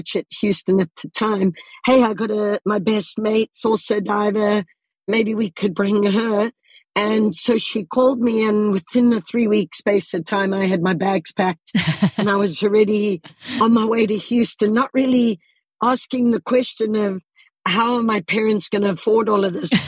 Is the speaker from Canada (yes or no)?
no; Zimbabwe; moved away; also born or lived in United States; I was born and raised in Southern Africa.